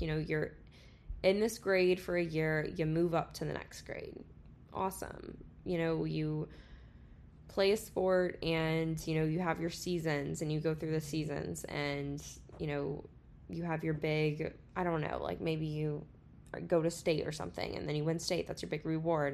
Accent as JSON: {"language": "English", "region": "Florida", "country": "United States", "tie": "born or raised there", "moved": "as an adult", "lives_now": "Texas, United States", "said": "I still say I'm going home if I'm going to Florida"}